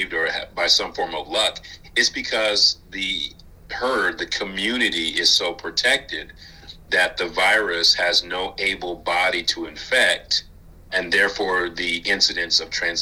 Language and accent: English; Indianapolis, Indiana, United States; also born or lived in Detroit, Michigan; now in Kentucky, United States; I'm originally from Indianapolis, Indiana.